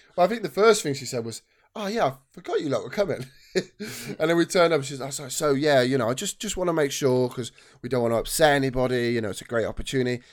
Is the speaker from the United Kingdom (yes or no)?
yes; Cheltenham, South West England, United Kingdom; I was born in Cheltenham